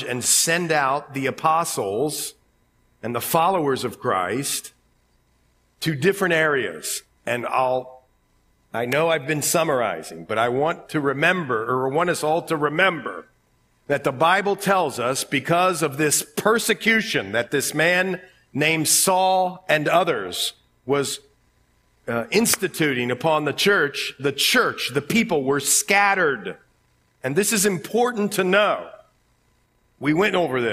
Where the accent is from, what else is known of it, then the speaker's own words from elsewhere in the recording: Ohio, United States; accent: Ohio; my Ohio accent